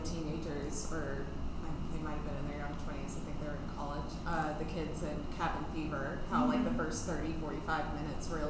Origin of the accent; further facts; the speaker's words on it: Alabama, United States; I grew up in Alabama